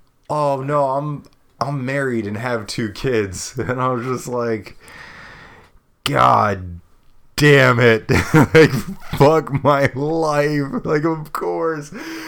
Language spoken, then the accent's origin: English; Brooklyn, New York, United States; We're talking about how the pizza's great and how she's from Queens and I'm from Brooklyn.